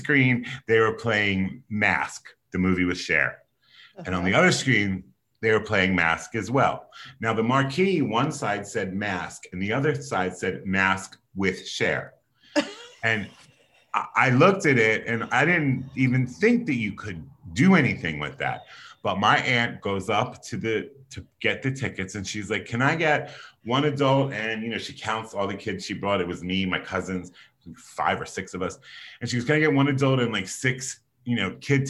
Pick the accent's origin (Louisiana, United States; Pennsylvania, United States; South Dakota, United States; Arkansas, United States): Pennsylvania, United States; Philadelphia; I was born and raised on the East Coast in Philadelphia, Pennsylvania